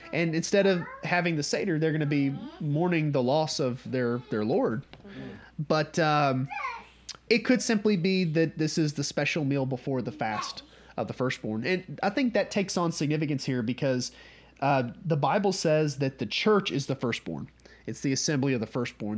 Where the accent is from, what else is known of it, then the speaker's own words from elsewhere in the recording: North Georgia, United States; we're from North Georgia